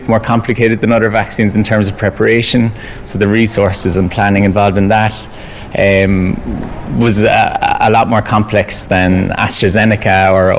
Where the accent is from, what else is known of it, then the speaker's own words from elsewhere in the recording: Cork, Munster, Ireland; my hometown Cork